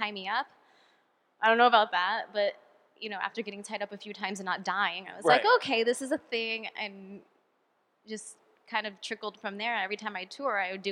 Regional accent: California, United States; moved away; I'm from California

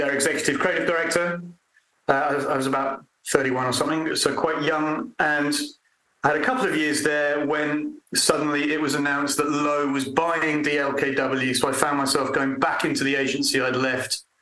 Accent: London, United Kingdom; moved away as an adult; also born or lived in Edinburgh; now in Winchester, United Kingdom; I was born and bred in London, lived in London until I had too many children

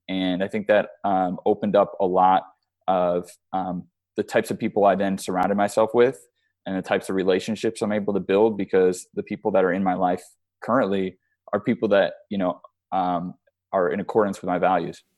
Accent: Chicago, Illinois, United States; now in Arizona, United States; I'm from Chicago

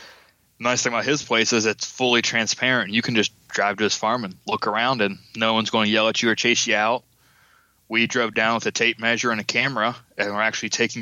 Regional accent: Westerville, Ohio, United States; I'm from Westerville

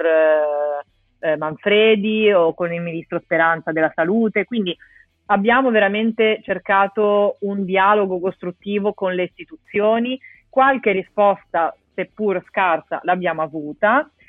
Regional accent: Genoa, Liguria, Italy; io sono di Genova

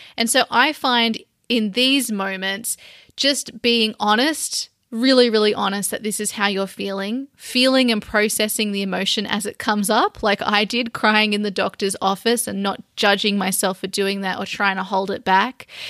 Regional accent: Sydney, New South Wales, Australia; my hometown with all my family and old friends

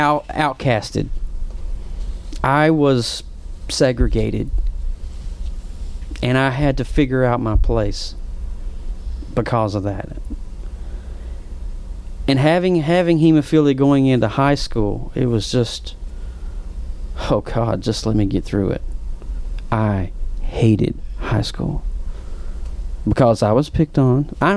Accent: Whitesburg, Kentucky, United States; accent: Appalachian; mom was a homemaker, dad was a coal miner, 30 some years in the coal mines, right in the foothills of the Appalachians, right in good old Whitesburg, Kentucky

